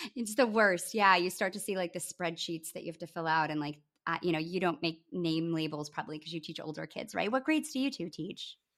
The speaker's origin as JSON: {"language": "English", "town": "Grand Rapids", "region": "Michigan", "country": "United States", "tie": "born or raised there", "said": "my hometown in Grand Rapids, Michigan"}